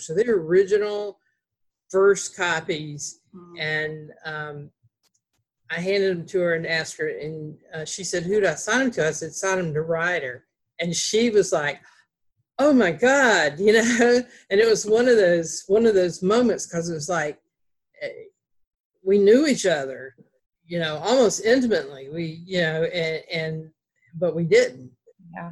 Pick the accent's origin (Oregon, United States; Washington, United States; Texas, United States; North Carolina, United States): North Carolina, United States; Greensboro; accent: Southern; we were both from Greensboro, North Carolina